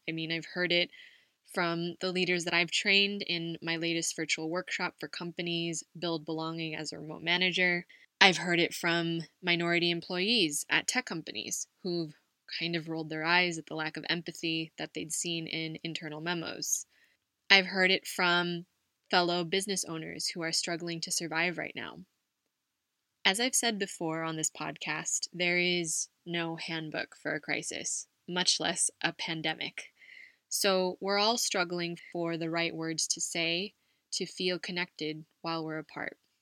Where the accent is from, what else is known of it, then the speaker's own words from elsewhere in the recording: Los Angeles, California, United States; moved away as an adult; now in Spain; My parents, my sister, and I lived in Los Angeles, and I would look forward to our visits to my Lolo and Lola and our family in the Bay Area every Thanksgiving